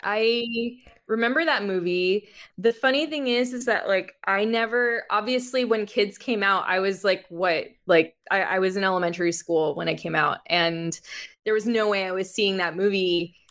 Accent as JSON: {"language": "English", "town": "Miami", "region": "Florida", "country": "United States", "tie": "born or raised there", "also_born_or_lived": "Jersey City, New Jersey / Jacksonville, Florida", "moved": "as an adult", "lives_now": "Los Angeles, United States", "said": "I grew up in Miami."}